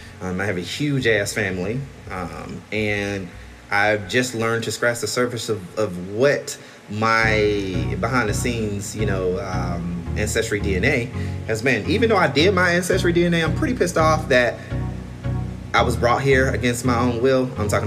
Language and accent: English; Albany, Georgia, United States; even though I'm from Albany, Georgia, where that shit is made.